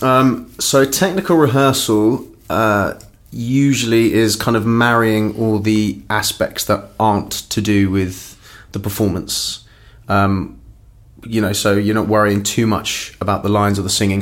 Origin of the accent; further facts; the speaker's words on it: London, United Kingdom; also born or lived in Cork, Ireland; grew up in northwest London, in a place called Hayes